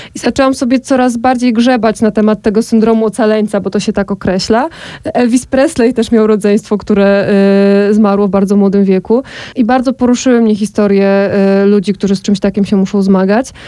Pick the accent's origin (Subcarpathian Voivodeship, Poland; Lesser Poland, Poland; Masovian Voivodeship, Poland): Subcarpathian Voivodeship, Poland; Podkarpacie; now in Kraków, Poland; ja sama pochodzę ze wsi, bardzo małej wsi na Podkarpaciu